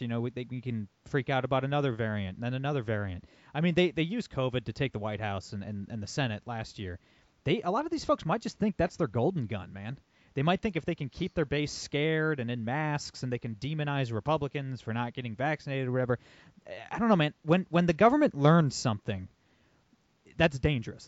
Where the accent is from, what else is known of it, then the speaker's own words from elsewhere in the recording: Toledo, Ohio, United States; I'm born and raised in Toledo, Ohio.